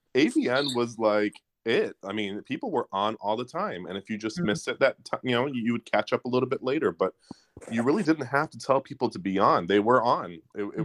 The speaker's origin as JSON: {"language": "English", "town": "Detroit", "region": "Michigan", "country": "United States", "said": "I'm from Detroit, Michigan."}